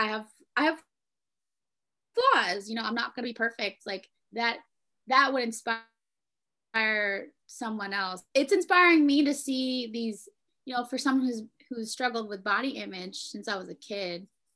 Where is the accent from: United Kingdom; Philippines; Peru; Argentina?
Philippines; being a Filipino, like raised in a cat, like we ate a lot of pork, yeah.